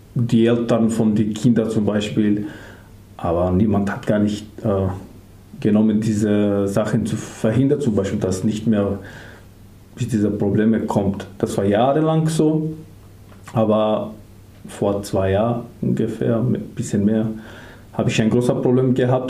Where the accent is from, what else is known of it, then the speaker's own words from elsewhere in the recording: Skopje, North Macedonia; German is a second language; moved away as an adult; now in Germany; Ich komme aus Mazedonien, mhm. aus der Hauptstadt